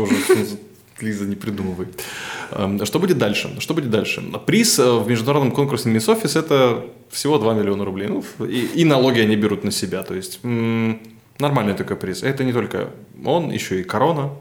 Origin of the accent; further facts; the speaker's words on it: Novosibirsk, Novosibirsk Oblast, Russia; все-таки мы из Новосибирска